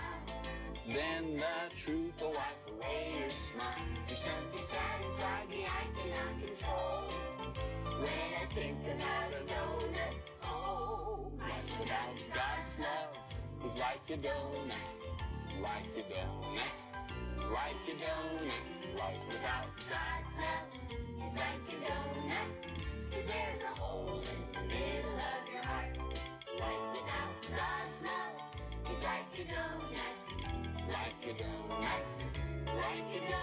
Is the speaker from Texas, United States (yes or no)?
no; Lynchburg, Virginia, United States; my life growing up around Liberty University, the Falwell family, and Thomas Road Baptist Church